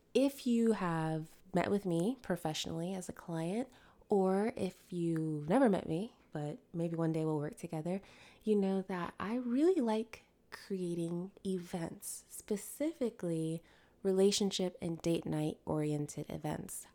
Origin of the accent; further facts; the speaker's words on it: Connecticut, United States; I grew up in Connecticut